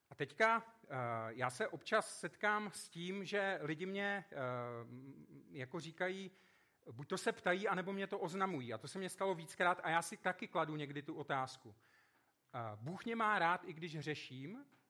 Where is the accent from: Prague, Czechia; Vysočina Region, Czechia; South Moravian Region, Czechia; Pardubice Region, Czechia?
South Moravian Region, Czechia; Vyrůstal jsem na Jižní Moravě